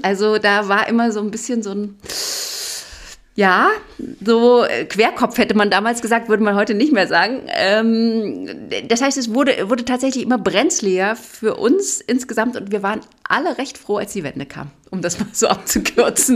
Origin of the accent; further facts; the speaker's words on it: East Germany, Germany; ich bin ja in der DDR groß geworden